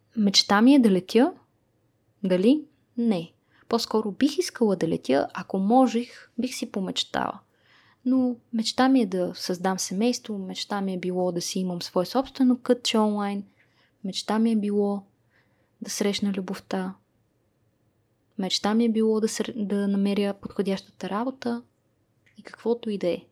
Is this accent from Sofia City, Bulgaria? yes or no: yes; Sofia, Sofia City, Bulgaria; родена и израснала в София